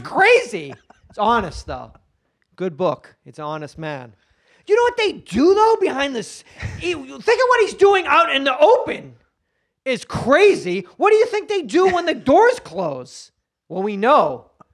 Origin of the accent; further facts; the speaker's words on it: Haverhill, Massachusetts, United States; moved away as an adult; also born or lived in Hollywood; now in Los Angeles, United States; Haverhill, Massachusetts